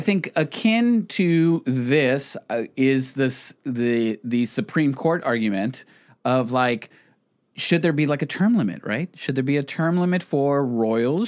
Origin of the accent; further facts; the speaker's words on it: Texas border, United States; growing up on the Texas border